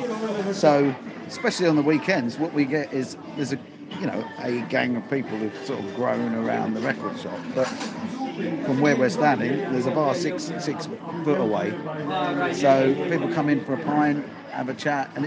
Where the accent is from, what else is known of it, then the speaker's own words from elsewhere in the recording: Sutton, London, United Kingdom; I grew up in Sutton